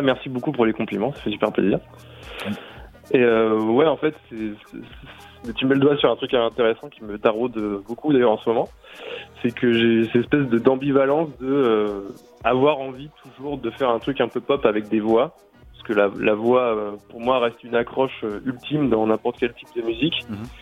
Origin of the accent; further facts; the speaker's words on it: France; je suis français et au fait j'habite à deux minutes